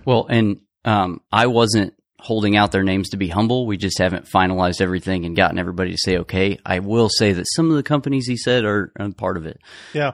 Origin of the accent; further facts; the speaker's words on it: Cicero, Indiana, United States; now in Indianapolis, United States; I'm not from Indianapolis, I'm from Cicero. I mean, it's close